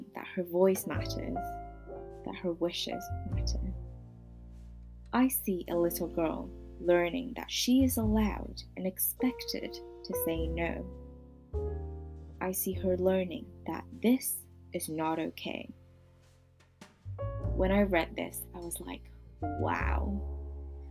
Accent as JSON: {"language": "English", "country": "Hong Kong", "tie": "born or raised there", "said": "I was born and raised in Hong Kong"}